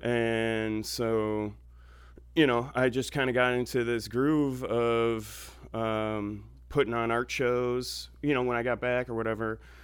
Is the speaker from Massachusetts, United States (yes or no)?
no; Orchard Park, New York, United States; moved away; also born or lived in Ithaca, New York; I grew up in Orchard Park